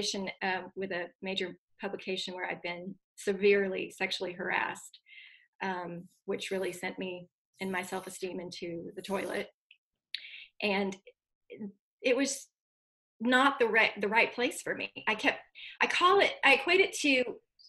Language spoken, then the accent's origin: English; United States; also born or lived in Dallas, Texas; now in Austin, United States; I moved back to my hometown where I lived with my dad and my stepmom in the house where I grew up, while I went to graduate school about 45 minutes north in Oklahoma